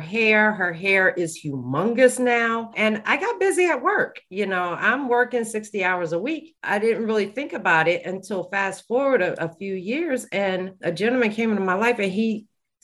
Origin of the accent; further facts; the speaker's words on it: Bergen County, New Jersey, United States; I'm from Bergen County